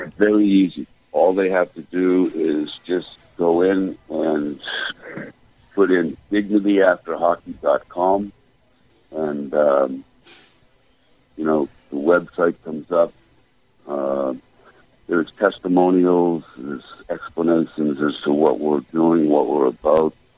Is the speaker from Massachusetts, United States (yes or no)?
yes; outside of Boston, Massachusetts, United States; growing up outside of Boston